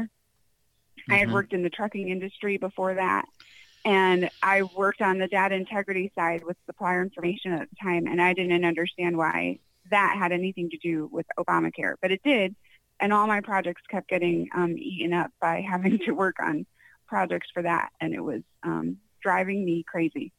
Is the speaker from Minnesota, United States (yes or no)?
no; Connecticut, United States; moved away as an adult; also born or lived in Chino Valley, Arizona; now in Arizona, United States; I grew up in Connecticut